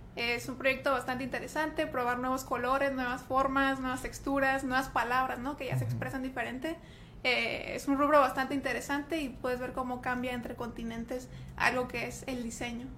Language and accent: Spanish; Tijuana, Baja California, Mexico; accent: Monterrey; soy aquí de Tijuana, aquí nací, aquí crecí y aquí andamos